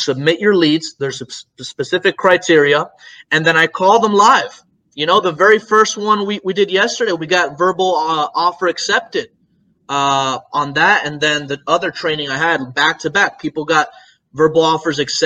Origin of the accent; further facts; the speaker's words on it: Tampa, Florida, United States; Florida, I'm from Tampa